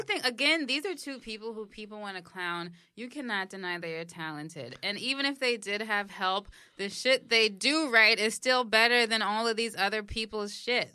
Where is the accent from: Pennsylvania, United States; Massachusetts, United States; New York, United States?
New York, United States; New York City; I'm from the Bronx